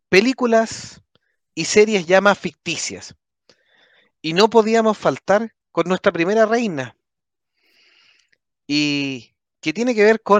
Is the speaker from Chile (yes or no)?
yes; Chile; es que como los chilenos somos ambivalentes